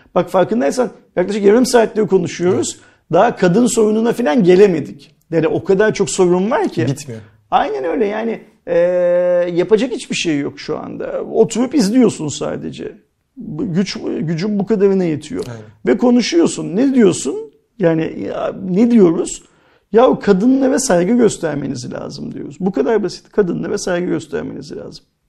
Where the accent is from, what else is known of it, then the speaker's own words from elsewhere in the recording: Istanbul, Turkey; ben İstanbul'da doğdum büyüdüm.